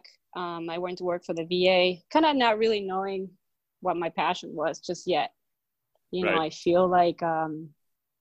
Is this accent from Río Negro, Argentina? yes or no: yes; Bariloche, Río Negro, Argentina; So I was actually born and raised in Bariloche, which is a province north to where I am working now, in Rio Negro